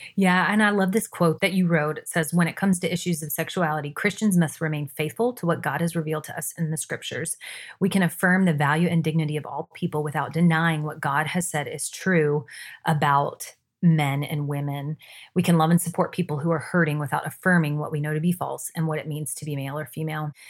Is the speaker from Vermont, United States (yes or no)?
no; Jacksonville, Florida, United States; now in Washington, D.C., United States; my hometown of Jacksonville, Florida